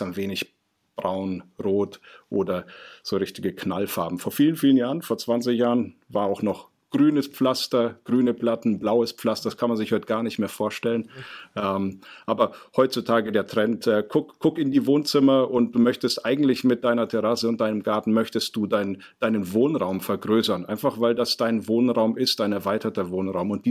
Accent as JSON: {"language": "German", "town": "Ingolstadt", "region": "Bavaria", "country": "Germany", "said": "Und ich komme aus Ingolstadt, das ist in Oberbayern. Und da trinken wir aus einer Mass."}